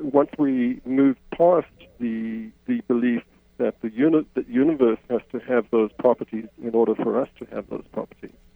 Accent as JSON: {"language": "English", "country": "South Africa", "tie": "born or raised there", "moved": "as an adult", "lives_now": "Canada", "said": "I, I grew up in South Africa, as my accent betrays. I spent most of my adult life in, in Canada"}